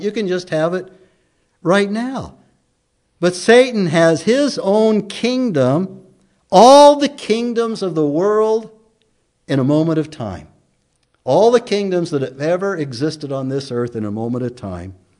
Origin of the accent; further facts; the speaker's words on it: United States; also born or lived in Emmett; growing up in America in school, most of us recited the pledge day in and day out